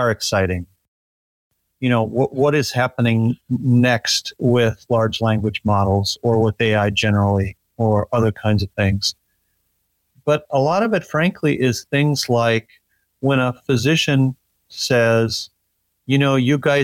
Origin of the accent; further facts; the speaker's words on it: Minneapolis, Minnesota, United States; also born or lived in Omaha, Nebraska / Kansas City / Des Moines; I was born in Omaha, Nebraska, and I lived in Kansas City and in Des Moines, and but I really grew up in Minneapolis. That remains my home.